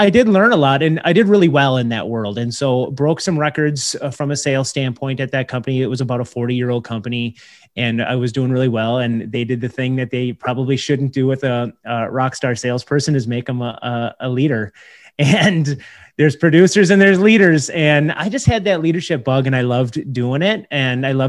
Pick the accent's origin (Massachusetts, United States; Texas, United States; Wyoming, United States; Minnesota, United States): Minnesota, United States; Minneapolis–Saint Paul; I grew up here in the Twin Cities.